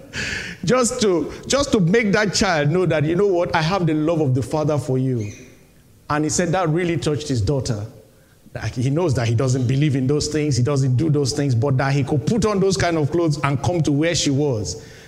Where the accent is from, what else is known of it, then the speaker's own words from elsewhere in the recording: Nigeria; moved away as an adult; Nigeria, my home country